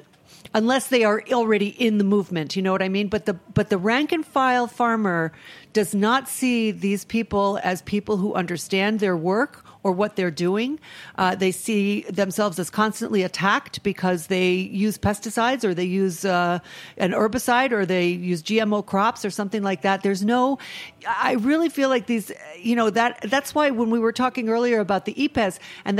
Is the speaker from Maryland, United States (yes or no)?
no; Rhode Island, United States; I am from a small state in New England. I'm from Rhode Island